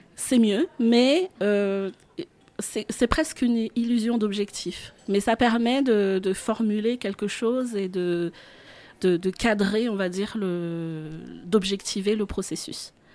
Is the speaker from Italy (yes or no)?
no; Central Highlands, Madagascar; moved away as an adult; now in France; je suis née à Madagascar